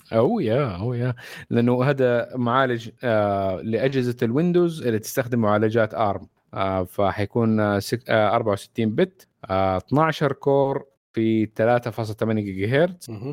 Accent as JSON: {"language": "Arabic", "country": "Saudi Arabia"}